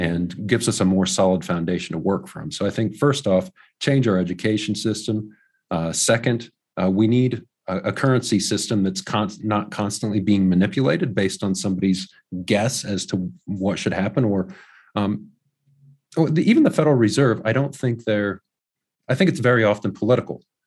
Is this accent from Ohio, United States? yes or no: yes; Ohio, United States; also born or lived in New Zealand; my hometown, which is about two hours away